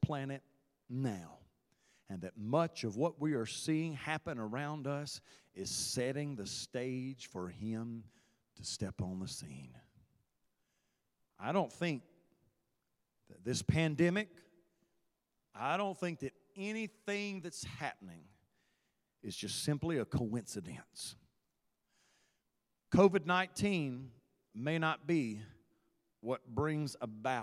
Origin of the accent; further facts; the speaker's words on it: United States; my citizenship as an American